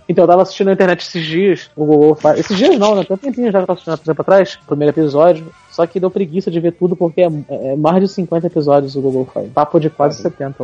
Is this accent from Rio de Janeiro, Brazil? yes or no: yes; Rio de Janeiro, Brazil; são tudo carioca